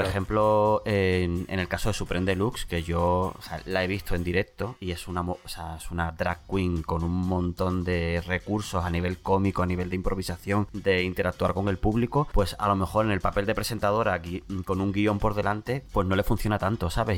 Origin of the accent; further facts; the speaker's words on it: San Fernando, Andalusia, Spain; also born or lived in Bolivia; es de mi pueblo, de San Fernando